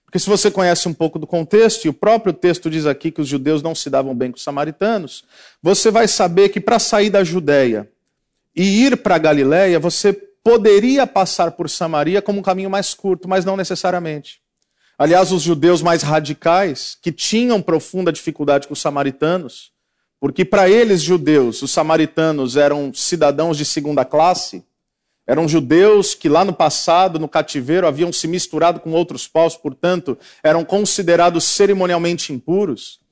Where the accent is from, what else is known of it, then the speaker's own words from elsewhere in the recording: São Paulo, Brazil; now in Paraná, Brazil; Eu que sou paulista, moro no Paraná